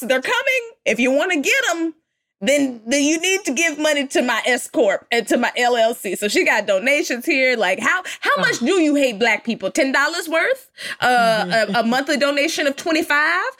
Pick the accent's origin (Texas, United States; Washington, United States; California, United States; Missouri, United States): Texas, United States; I'm from Texas.